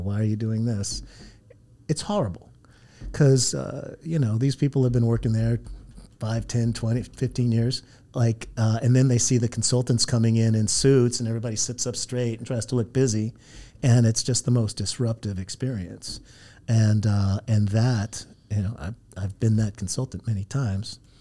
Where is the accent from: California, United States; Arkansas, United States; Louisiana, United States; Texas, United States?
California, United States; Santa Ana; also born or lived in San Diego; now in Los Angeles, United States; I grew up in Santa Ana down the road